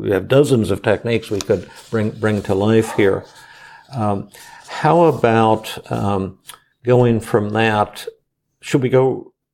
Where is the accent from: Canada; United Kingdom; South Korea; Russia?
South Korea; So, you, you, know, I'm from Korea, and I have a bit of a soft voice